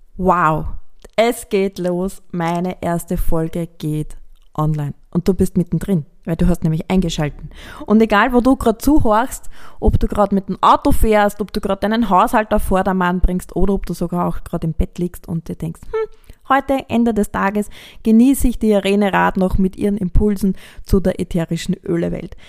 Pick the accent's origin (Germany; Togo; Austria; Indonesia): Austria; bei uns in Österreich